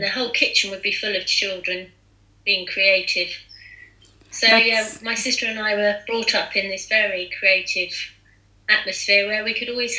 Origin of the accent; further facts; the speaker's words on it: Surrey Hills, Surrey, South East England, United Kingdom; I was brought up in the Surrey Hills, where I still am, or in Surrey.